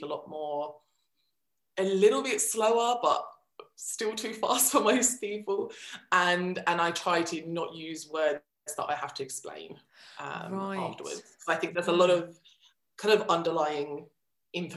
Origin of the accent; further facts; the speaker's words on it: Essex, East of England, United Kingdom; accent: Essex; first language Finnish; moved away as an adult; now in Finland; I grew up in Essex, so I think it depends on where I am. So when I'm in Essex, I'm quite Essex.